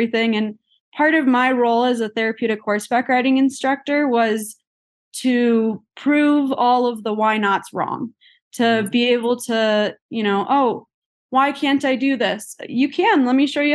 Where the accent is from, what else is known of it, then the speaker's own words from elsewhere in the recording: Illinois, United States; moved away as an adult; now in Colorado, United States; growing up in Illinois